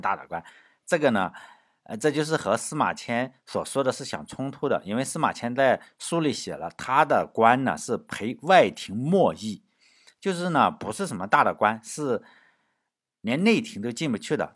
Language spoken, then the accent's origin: Chinese; China; 我们中国人